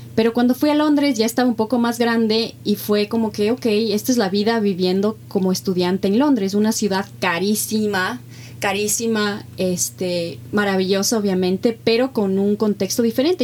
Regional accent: Ecuador; moved away as an adult; also born or lived in Mexico; Ecuador era mi casa, pero Ecuador es algo más, es donde está mi familia, es donde está mi identidad

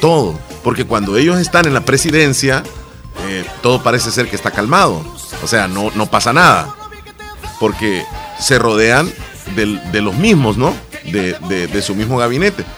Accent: El Salvador; así somos los salvadoreños

